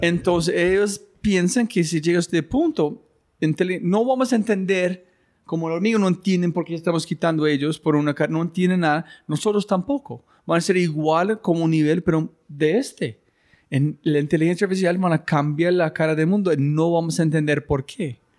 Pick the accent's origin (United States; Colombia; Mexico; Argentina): United States; Spanish is a second language; los gringos somos muy individualistas con grandes egos